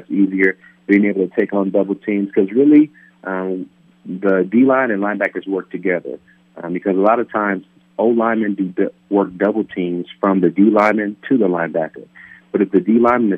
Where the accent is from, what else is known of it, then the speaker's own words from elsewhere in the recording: Palm Bay, California, United States; moved away; building homes back in my hometown of Palm Bay, California